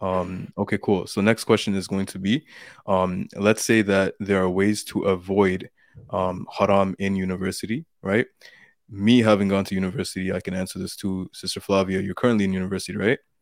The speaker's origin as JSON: {"language": "English", "country": "Canada", "said": "I'm from Canada"}